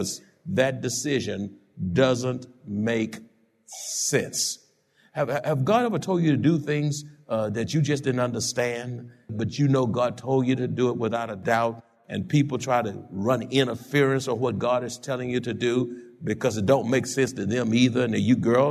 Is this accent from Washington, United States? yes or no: no; Houston, Texas, United States; born or raised there; moved away as an adult; now in San Antonio, United States